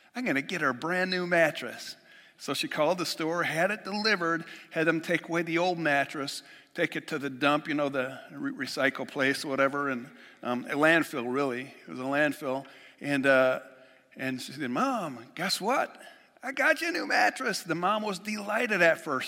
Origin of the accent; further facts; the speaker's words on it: Western New York, United States; moved away; I'm just from Western New York